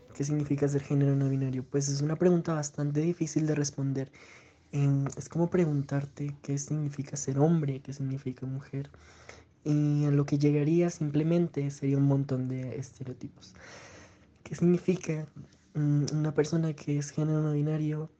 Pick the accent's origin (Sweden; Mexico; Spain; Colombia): Colombia; Pasto, Nariño; soy de Pasto Nariño.